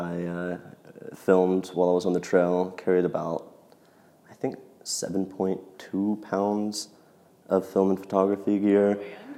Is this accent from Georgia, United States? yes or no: no; Oklahoma City, Oklahoma, United States; I was born and raised in Oklahoma City